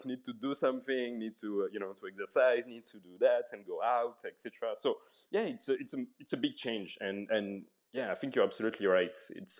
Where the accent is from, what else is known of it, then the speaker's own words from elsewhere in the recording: France; English is a second language; I'm coming from France, obviously, and there's a lot of support and packages, you know, it's very social.